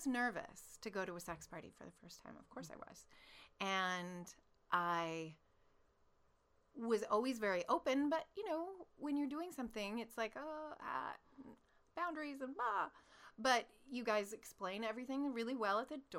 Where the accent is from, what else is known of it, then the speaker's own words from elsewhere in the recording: Alaska, United States; I'm from Alaska and I'm really a radio announcer